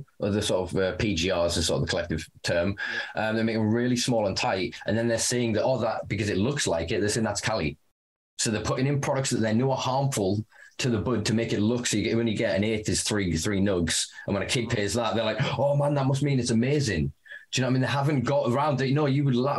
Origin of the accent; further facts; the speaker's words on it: United Kingdom; me being a Brit